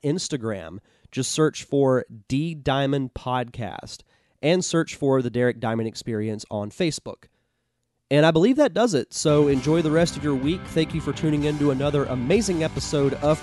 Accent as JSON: {"language": "English", "town": "Pensacola", "region": "Florida", "country": "United States", "said": "here in the area that I'm from"}